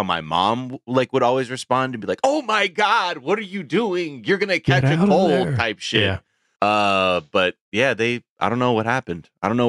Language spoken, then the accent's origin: English; Los Angeles, California, United States; I'm spoiled. Because I'm from Los Angeles.